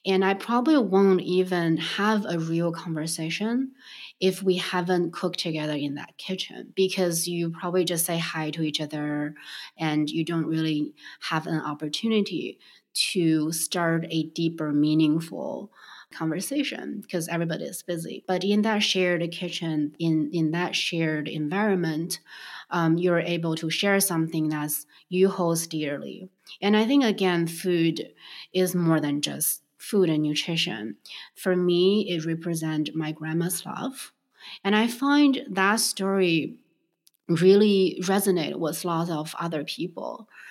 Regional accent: Beijing, China; moved away; I grew up in Beijing

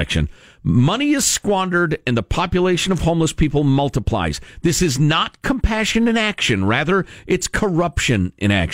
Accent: Chicago, Illinois, United States; Growing up in Chicagoland

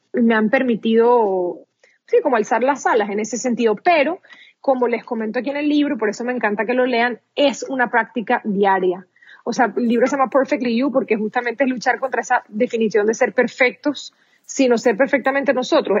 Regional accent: Venezuela; first language Spanish; moved away as an adult; now in United States; Soy venezolana de pura cepa, como dicen

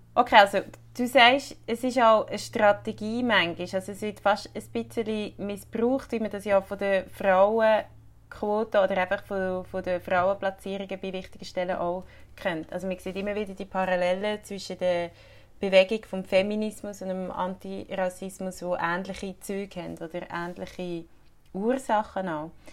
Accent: Switzerland; bei uns in der Schweiz

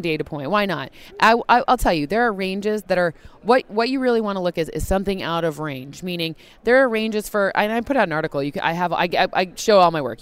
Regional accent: East Lansing, Michigan, United States; I grew up in East Lansing, Michigan.

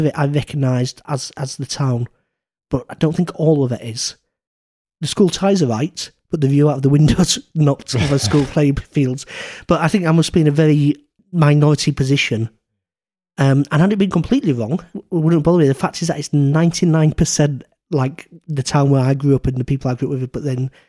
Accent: Garforth, Yorkshire and the Humber, United Kingdom; I grew up in Garforth, so I grew up in the very, very small town where this series is set

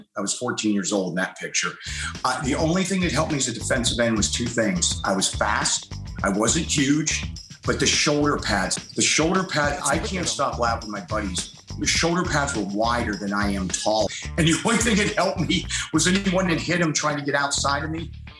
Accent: Butler, Pennsylvania, United States; I'm from Butler, Pennsylvania.

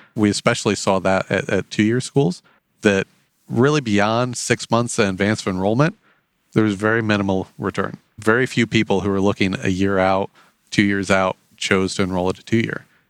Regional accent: Otterbein, Indiana, United States; now in Fort Wayne, United States; I grew up in the big city of Otterben, Indiana

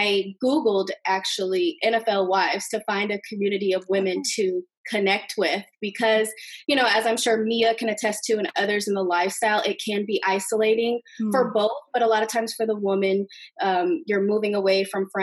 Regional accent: Bloomington, Indiana, United States; growing up in Bloomington, Indiana, female basketball players, we were treated a little bit differently

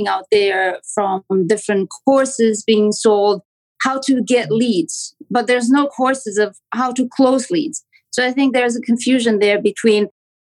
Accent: Romania; accent: Romanian; English is a second language; moved away as an adult; now in Toronto, Canada; I'm from Canada in Toronto. But as you can probably hear, I have a strong accent that comes from Romania. I'm an immigrant.

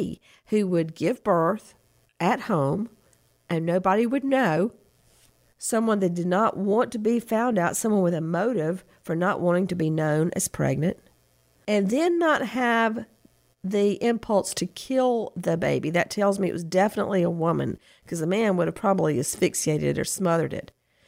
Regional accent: Bibb County, Georgia, United States; moved away; I came from Bibb County. That's not even in a city, for Pete's sake.

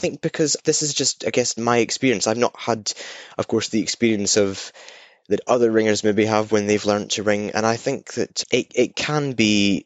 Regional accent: Scotland, United Kingdom; I'm Scottish. There's not many Scottish ringers, or certainly ringers who are born and bred Scottish. And I ring in Edinburgh

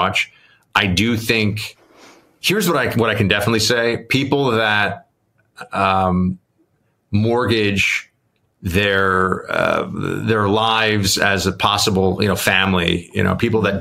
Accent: New York City, New York, United States; growing up in New York

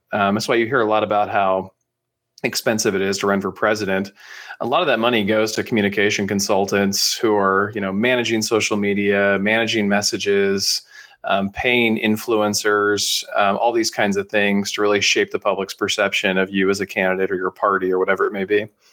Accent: San Francisco Bay Area, California, United States; I'm up in the, uh, San Francisco Bay Area, which is where I've spent most of my, uh, you know, teenage years, childhood, and then after college as well

